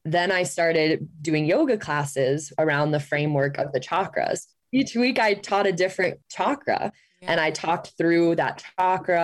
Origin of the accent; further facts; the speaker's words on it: Ohio, United States; moved away as an adult; also born or lived in Phoenix; I grew up in Ohio and grew up in the Catholic faith